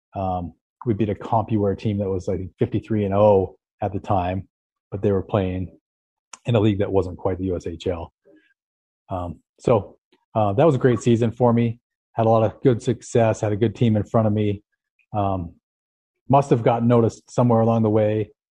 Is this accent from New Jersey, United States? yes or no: no; Salt Lake City, Utah, United States; I grew up in Salt Lake, uh, right up the road